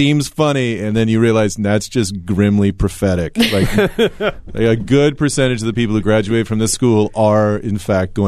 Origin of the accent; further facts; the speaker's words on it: Tillamook, Oregon, United States; I grew up in Tillamook.